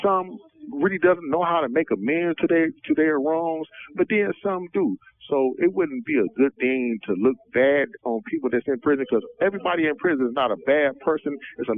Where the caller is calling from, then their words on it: Michigan, United States; I'm calling from Michigan Department of Corrections, D.C. Brooks facility.